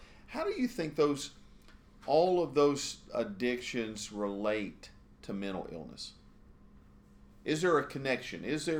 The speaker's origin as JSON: {"language": "English", "area": "Gaston County", "region": "North Carolina", "country": "United States", "tie": "born or raised there", "said": "I grew up here in Gaston County, Char"}